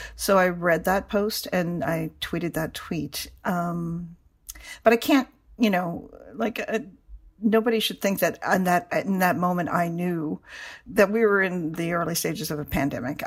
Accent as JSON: {"language": "English", "country": "Canada", "moved": "yes", "said": "I am from Canada"}